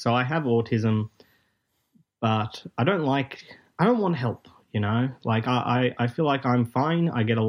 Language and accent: English; Melbourne, Victoria, Australia; G'day, Disrupticons. … from Melbourne, Australia.